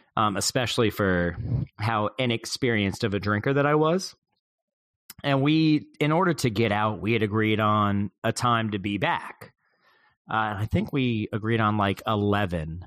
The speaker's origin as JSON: {"language": "English", "region": "the South", "country": "United States", "said": "I'm from the South"}